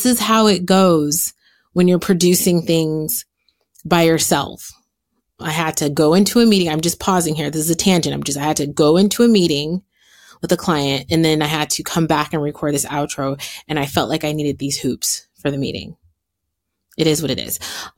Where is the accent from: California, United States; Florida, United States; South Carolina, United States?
California, United States; San Francisco; now in Los Angeles, United States; I was born in San Francisco